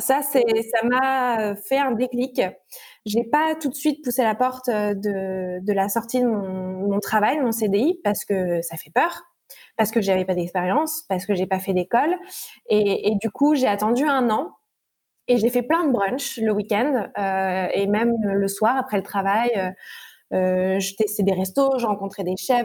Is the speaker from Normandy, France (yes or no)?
yes; Normandy, France; je suis née en Normandie